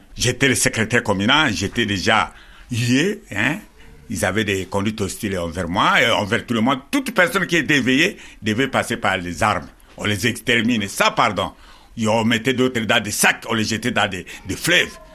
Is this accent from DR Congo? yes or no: yes; DR Congo; chez moi, dans mon village natal, dans la pleine, forêt là-bas.